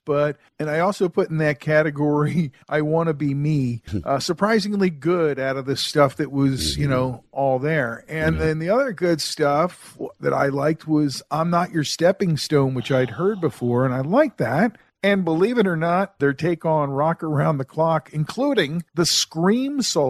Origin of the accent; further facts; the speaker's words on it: Huntingdon Valley, Pennsylvania, United States; Huntington Valley, where I grew up outside of Philadelphia